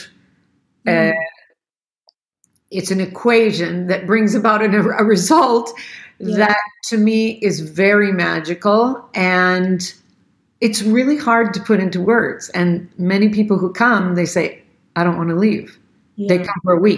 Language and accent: English; United States; I grew up in the United States